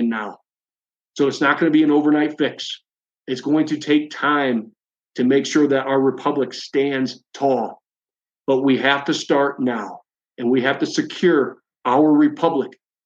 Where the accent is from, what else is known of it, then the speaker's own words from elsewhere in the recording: Onsted, Michigan, United States; my hometown, Onsted, Lenawee County